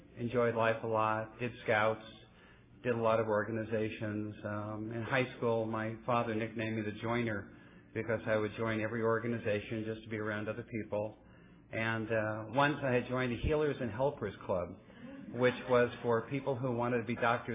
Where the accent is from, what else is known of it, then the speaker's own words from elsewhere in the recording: Oakland, California, United States; also born or lived in Santa Monica, California / San Leandro, California; I was actually born in Santa Monica, California, raised in the East Bay, Oakland, and San Leandro